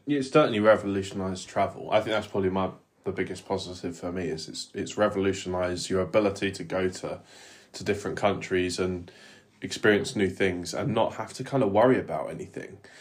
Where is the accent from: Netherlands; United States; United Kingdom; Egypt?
United Kingdom; England; as an English person